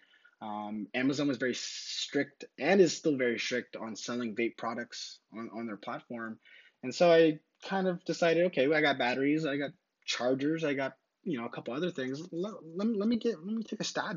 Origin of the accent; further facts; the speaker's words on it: San Diego, California, United States; also born or lived in Temecula, California; I'm from San Diego